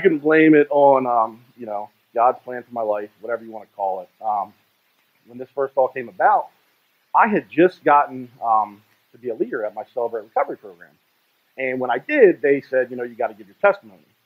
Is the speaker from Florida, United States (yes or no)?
no; Greenbelt, Maryland, United States; I was born in Greenbelt, Maryland, and it's a little suburb outside of Washington, D.C.